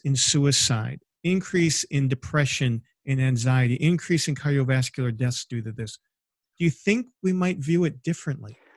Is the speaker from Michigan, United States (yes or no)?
yes; Michigan, United States; now in Indiana, United States; my home state of Michigan, where we actually have a vacation home